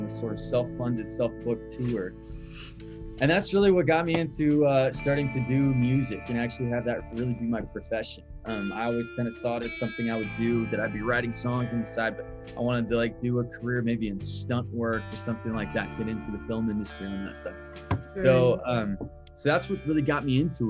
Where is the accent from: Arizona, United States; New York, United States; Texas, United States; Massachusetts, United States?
Texas, United States; Dallas; moved away as an adult; also born or lived in Los Angeles, California; I grew up in Dallas, Texas, and then I came out to Los Angeles, California for college